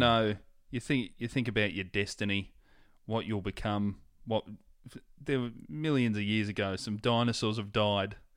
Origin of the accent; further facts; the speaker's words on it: Hoppers Crossing, Victoria, Australia; where I grew up in Hoppers